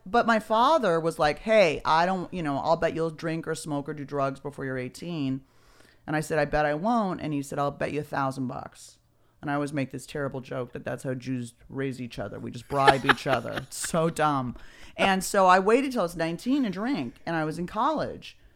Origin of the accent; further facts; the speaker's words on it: Beverly Hills, California, United States; also born or lived in San Francisco; I was born and raised in Beverly Hills